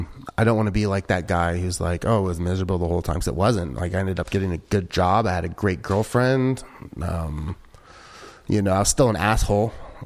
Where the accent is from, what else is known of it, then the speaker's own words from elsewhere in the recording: Midwest, United States; I'm from the Midwest, so like we're fairly polite up there.